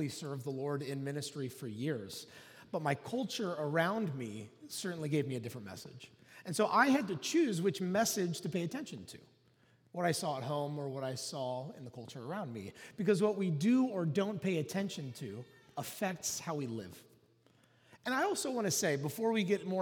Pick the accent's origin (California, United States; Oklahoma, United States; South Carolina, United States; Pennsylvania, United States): Oklahoma, United States; I grew up in Oklahoma